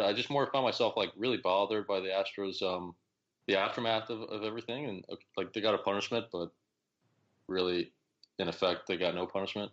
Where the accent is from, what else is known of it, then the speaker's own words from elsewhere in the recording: Oak Park, Illinois, United States; I grew up near Chicago